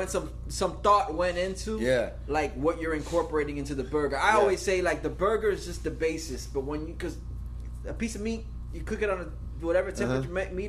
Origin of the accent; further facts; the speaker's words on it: North Miami Beach, Florida, United States; I grew up in North Miami Beach